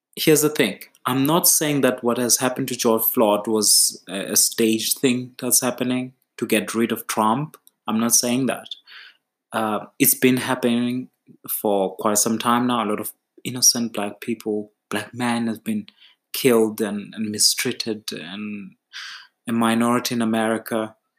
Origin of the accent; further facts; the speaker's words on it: Eastern Cape, South Africa; I'm from the Eastern Cape